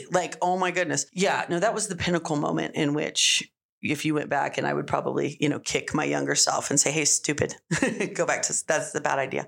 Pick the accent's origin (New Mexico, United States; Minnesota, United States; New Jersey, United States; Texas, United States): New Mexico, United States; Las Cruces; that's what you do when you're growing up in Cruces. You work in restaurants